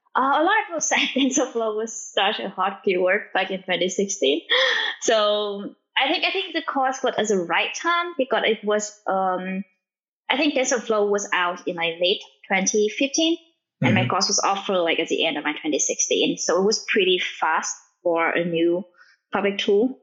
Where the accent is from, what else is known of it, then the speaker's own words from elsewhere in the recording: Vietnam; English is a second language; now in United States; I'm from Vietnam, and like my family doesn't speak English